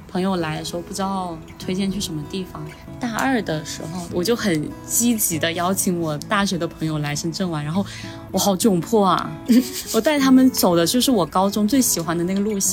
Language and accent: Chinese; Shenzhen, Guangdong, China; 我们大多数在深圳长大的人